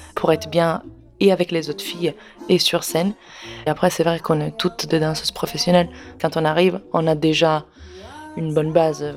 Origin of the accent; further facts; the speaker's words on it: Parma, Emilia-Romagna, Italy; French is a second language; moved away as an adult; now in Paris, France; je suis italienne